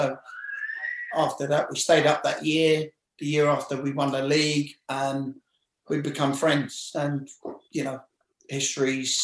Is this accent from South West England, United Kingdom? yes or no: no; London, United Kingdom; I'm from West London.